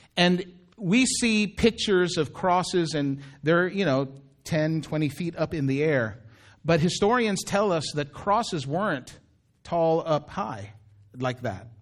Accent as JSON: {"language": "English", "town": "Daly City", "region": "California", "country": "United States", "tie": "born or raised there", "also_born_or_lived": "Philippines", "said": "I would say I was from Daly City. Because Daly City is where I grew up."}